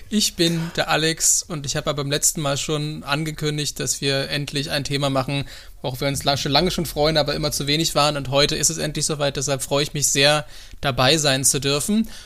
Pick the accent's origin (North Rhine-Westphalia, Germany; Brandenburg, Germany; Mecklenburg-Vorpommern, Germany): Brandenburg, Germany; ich bin ja in Brandenburg geboren